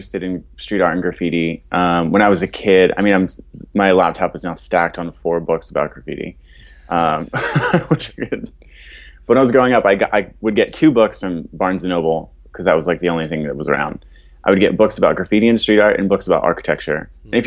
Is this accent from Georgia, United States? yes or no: no; Philadelphia, Pennsylvania, United States; I was born and raised in Fishtown, so been in Philadelphia my whole life